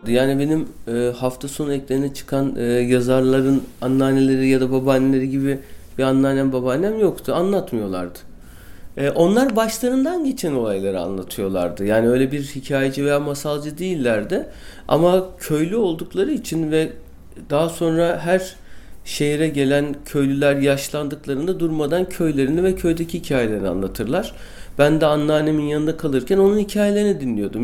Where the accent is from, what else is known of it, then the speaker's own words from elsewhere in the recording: Istanbul, Turkey; also born or lived in Bostancı, Istanbul; bin dokuz yüz seksen yılında Çağlayan'da iki artı bir bir evde doğdum